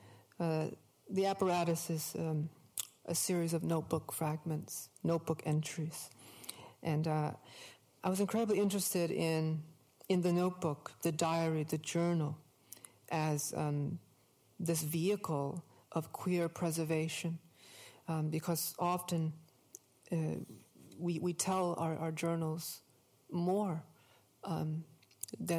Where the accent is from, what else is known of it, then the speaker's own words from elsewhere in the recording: Hartford, Connecticut, United States; I grew up in Hartford, the bordering state